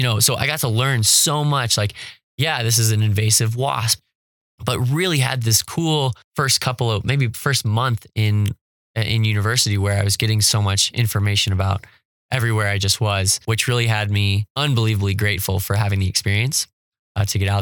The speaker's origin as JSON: {"language": "English", "region": "California", "country": "United States", "moved": "yes", "said": "I'm coming from California where my neighborhood has a carbon watch council."}